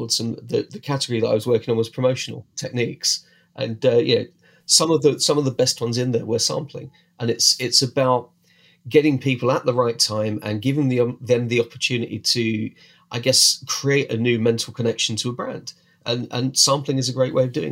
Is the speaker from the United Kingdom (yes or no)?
yes; United Kingdom; we're British, we drink a lot of tea